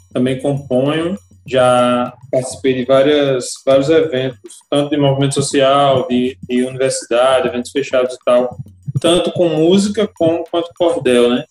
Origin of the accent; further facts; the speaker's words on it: Alagoa Nova, Paraíba, Brazil; also born or lived in Campina Grande; Me criei em Alagoa Nova, nasci em Campina, mas eu me criei desde recém-nascido na zona rural de Alagoa Nova